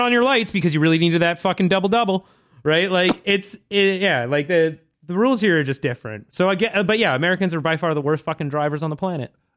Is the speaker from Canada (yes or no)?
yes; Vancouver, British Columbia, Canada; I grew up in Vancouver